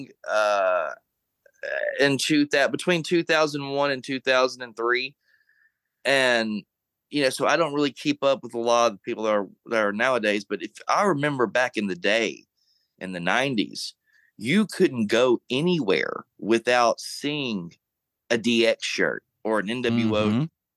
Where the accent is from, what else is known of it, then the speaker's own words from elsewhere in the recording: Monroe, Louisiana, United States; My hometown of Monroe in the 70s